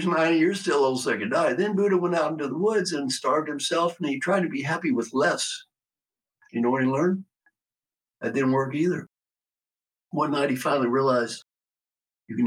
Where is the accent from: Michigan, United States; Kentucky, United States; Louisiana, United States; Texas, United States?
Kentucky, United States; Valley Station; I was brought up in Valley Station, Kentucky